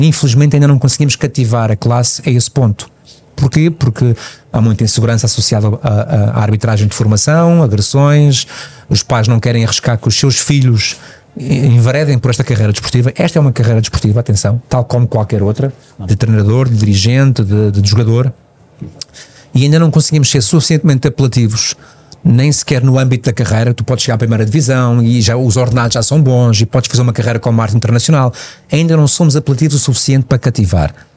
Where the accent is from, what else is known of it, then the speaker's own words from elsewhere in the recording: Madeira, Portugal; Eu fiz infantis e iniciados, dois anos de iniciados no Nacional da Madeira, eu sou madeirense, foi lá que eu joguei